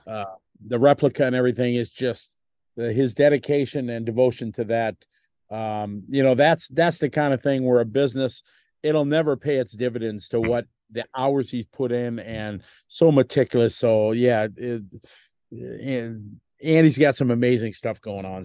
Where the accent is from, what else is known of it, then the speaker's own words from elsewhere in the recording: United States; me being an American